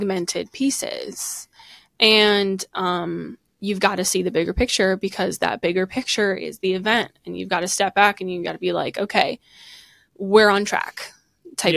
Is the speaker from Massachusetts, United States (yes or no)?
no; outside of Chicago, Illinois, United States; I grew up outside of Chicago